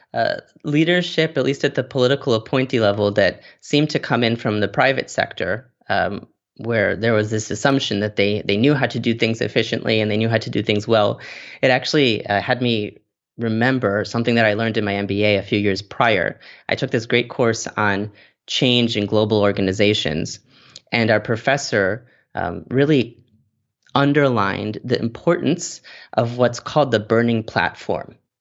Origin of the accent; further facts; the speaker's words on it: Chicago, Illinois, United States; moved away; I'm originally from Chicago